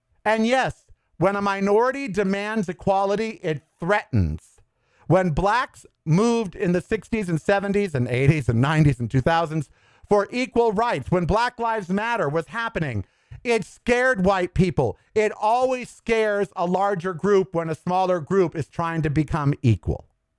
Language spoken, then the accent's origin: English; United States; I'm an American first, above all.